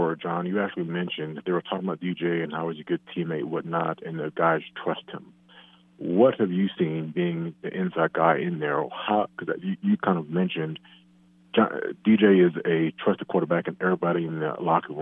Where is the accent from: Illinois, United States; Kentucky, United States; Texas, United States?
Texas, United States; Dallas; I'm from Dallas